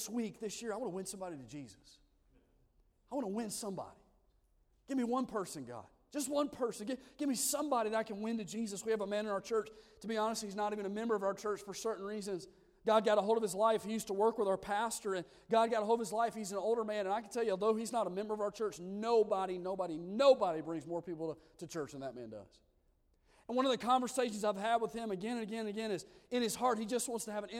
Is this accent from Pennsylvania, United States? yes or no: no; Odenville, Alabama, United States; moved away as an adult; also born or lived in Lancaster, California; I'm from Odenville, Alabama, a little podunk town